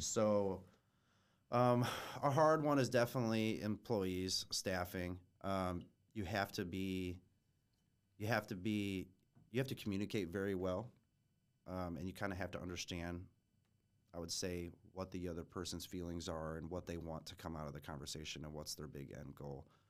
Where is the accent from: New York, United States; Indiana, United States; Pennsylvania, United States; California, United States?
Indiana, United States; Fort Wayne; also born or lived in Schererville, Indiana / Munster, Indiana; grew up here in Fort Wayne. Um, was born in Shereville, Munster.